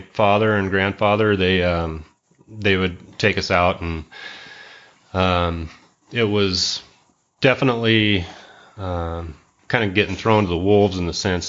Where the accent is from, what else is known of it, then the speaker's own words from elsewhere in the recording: Coeur d'Alene, Idaho, United States; also born or lived in Post Falls, Idaho; I've been a Idaho native. I grew up here. I was born in Coeur d'Alene and spent my whole life here.